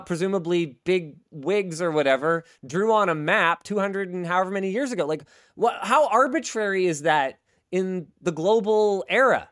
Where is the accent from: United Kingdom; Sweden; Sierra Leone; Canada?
Canada; as a Canadian content creator